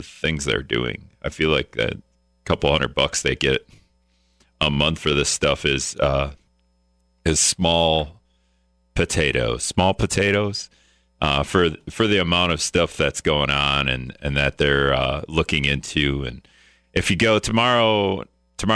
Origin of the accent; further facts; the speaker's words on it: Greenville, United States; now in La Crosse, United States; I grew up in Greenville